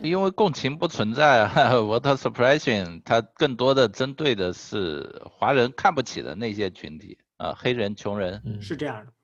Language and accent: Chinese; China; 作为中国人